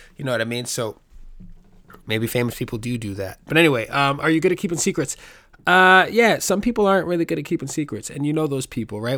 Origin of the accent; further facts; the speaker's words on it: New York City, New York, United States; I grew up in the Bronx. I was born and raised in New York City